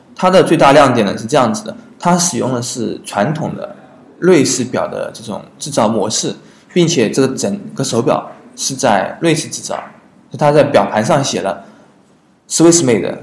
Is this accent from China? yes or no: yes; China; 我们中国人